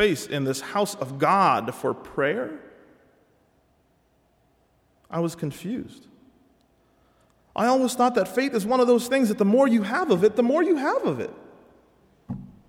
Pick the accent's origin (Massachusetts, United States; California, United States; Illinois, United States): Massachusetts, United States; Cambridge; my hometown of Cambridge, Massachusetts